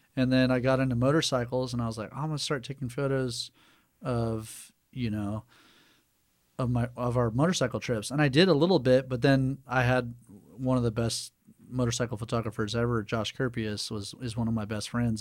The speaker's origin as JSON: {"language": "English", "town": "Santa Cruz", "region": "California", "country": "United States", "tie": "born or raised there", "also_born_or_lived": "Chicago", "moved": "as an adult", "lives_now": "Helena, United States", "said": "born in Northern California."}